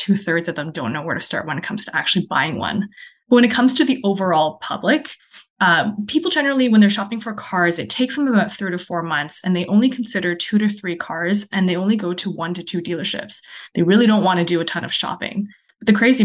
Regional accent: Ontario, Canada; moved away as an adult; also born or lived in China / Kelowna, British Columbia / Saskatchewan; now in British Columbia, Canada; I was born in China. I moved to Canada when I was five. So I grew up in Ontario

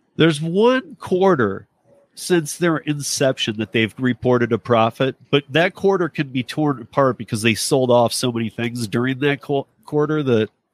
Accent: Michigan, United States; moved away; my home state of Michigan

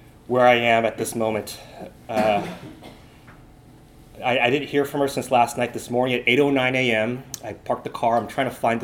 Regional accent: San Francisco, California, United States; moved away as an adult; also born or lived in Los Angeles / Korea; now in Portland, United States; I was originally from San Francisco

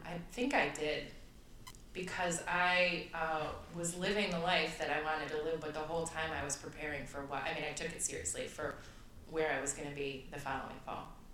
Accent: Flint, Michigan, United States; moved away as an adult; also born or lived in Chicago; I am originally from Flint, Michigan. Uh, I lived there till I was 18 years old

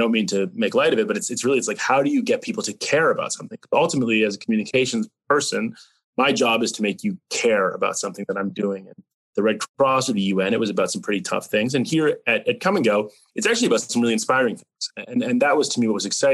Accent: North Carolina, United States; moved away as an adult; also born or lived in Canada / New York / Switzerland; now in Iowa, United States; I was born in Canada. I grew up in North Carolina

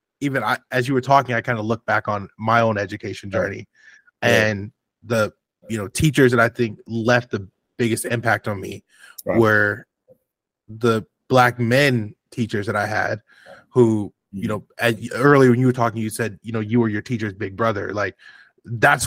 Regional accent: St. Louis, Missouri, United States; I'm from Missouri. St. Louis, Missouri. I kind of feel a little Southern

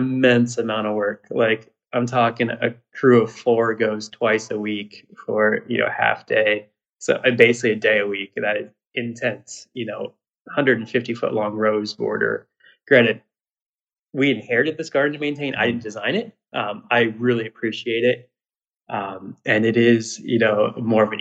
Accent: Ohio, United States; also born or lived in Iowa; I grew up in Ohio, but I also grew up for a short time in Iowa

